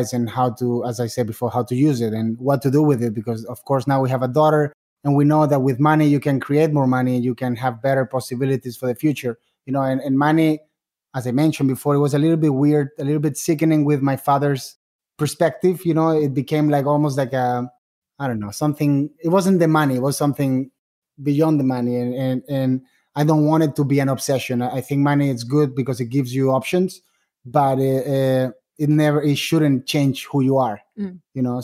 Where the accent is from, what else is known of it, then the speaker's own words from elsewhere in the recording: Spain; English is a second language; moved away as an adult; I was raised in Spain